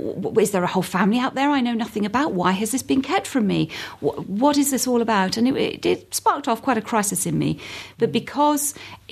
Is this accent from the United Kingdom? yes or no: yes; London, United Kingdom; also born or lived in Hampshire / Surrey; Well, I was born in Hampshire, spent some of my childhood in Surrey and most of my teenage years in North London, so I'm a good home counties girl.